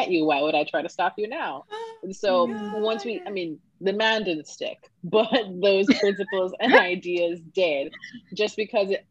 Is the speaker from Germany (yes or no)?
no; Jamaica; Growing up in Jamaica